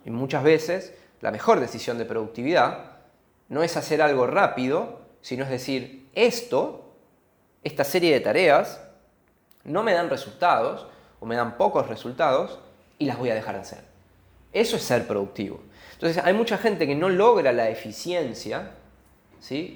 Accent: Argentina; viniendo de un país como Argentina

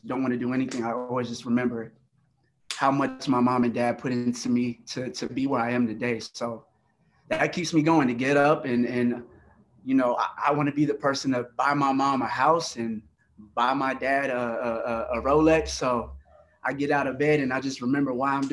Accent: Miami, Florida, United States; Growing up in Miami, you know, there's salsa music everywhere

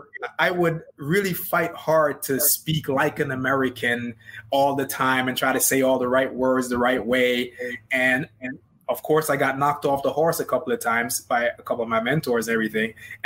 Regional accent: Jamaica; accent: Jamaican; the longer I talk, the more my Jamaican accent comes out.

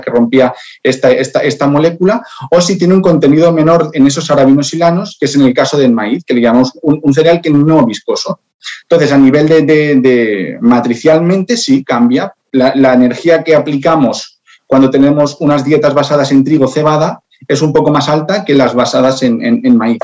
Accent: Spain; yo soy español

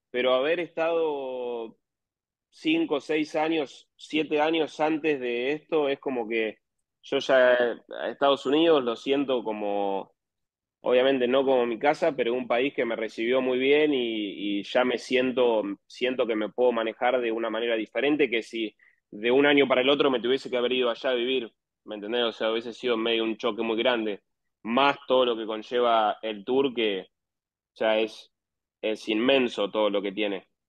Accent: Argentina; Bueno, yo soy de La Barría, eh, de la misma ciudad de Alan Wagner, que es otro argentino también que juega.

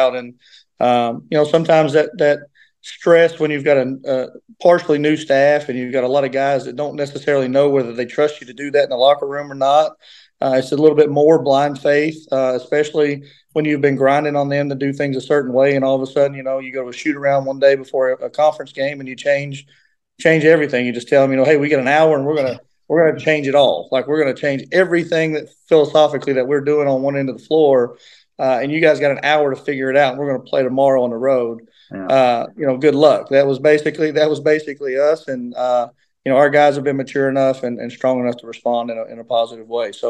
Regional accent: Grundy, Virginia, United States; moved away as an adult; now in Pikeville, United States; I'm from Grundy, Virginia

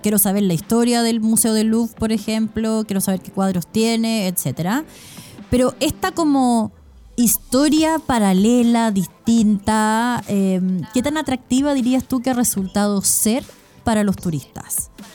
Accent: Chile

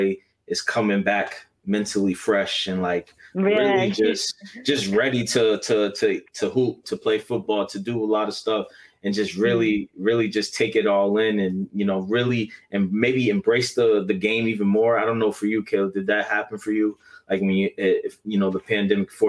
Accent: Massachusetts, United States; because I'm from Massachusetts

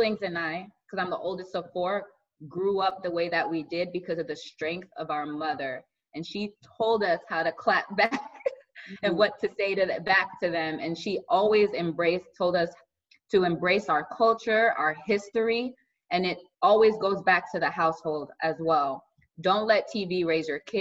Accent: Miami, Palm Beach, Florida, United States; I grew up in Miami and then we moved to Palm Beach.

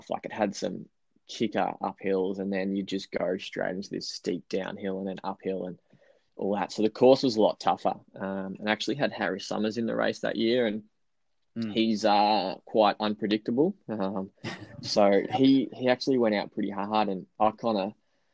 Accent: Bendigo, Victoria, Australia; growing up in Bendigo here

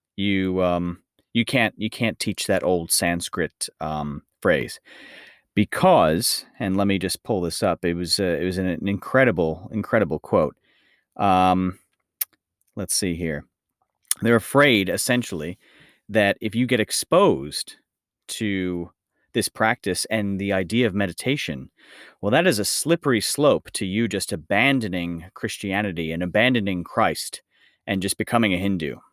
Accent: United States; this is my my home country, but the United States

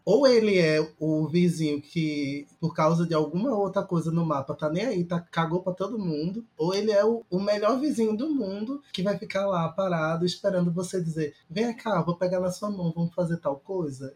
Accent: Recife, Pernambuco, Brazil; now in Fortaleza, Brazil; falo de Fortaleza, mas sou recifense

